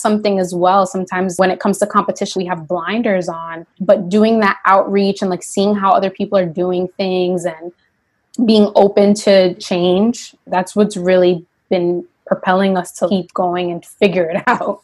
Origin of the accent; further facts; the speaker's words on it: Yonkers, New York, United States; I grew up in Yonkers, New York